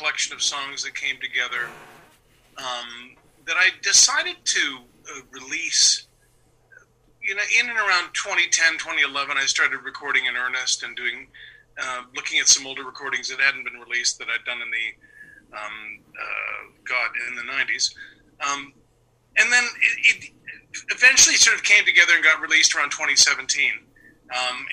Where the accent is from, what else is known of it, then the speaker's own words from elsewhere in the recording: London, Ontario, Canada; I'm from London, Ontario, which is 2 hours from Toronto